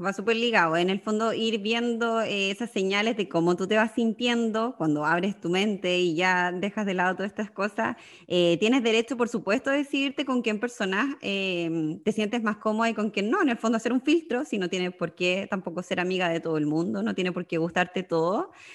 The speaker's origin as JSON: {"language": "Spanish", "region": "Magallanes and Chilean Antarctica", "country": "Chile", "also_born_or_lived": "Sydney, Australia", "moved": "as an adult", "lives_now": "Netherlands", "said": "soy magallánica viviendo en Holanda ya hace eh, dos años"}